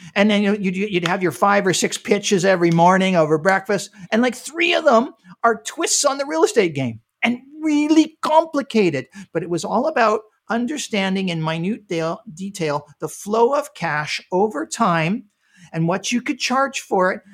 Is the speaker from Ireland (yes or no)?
no; Canada; moved away as an adult; now in United States; I'm, I'm originally from Canada